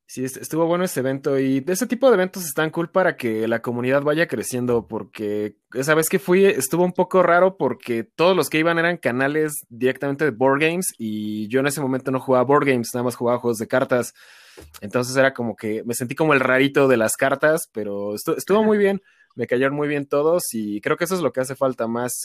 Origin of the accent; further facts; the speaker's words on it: Toluca, State of Mexico, Mexico; yo soy de Toluca, entonces para mí ir a esos eventos sí me representa un viaje como de tres horas desde mi casa